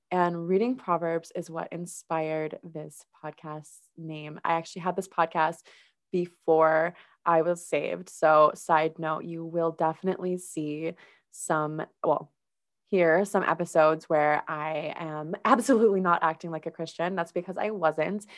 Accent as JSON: {"language": "English", "region": "Minnesota", "country": "United States", "tie": "born or raised there", "said": "I was raised in Minnesota"}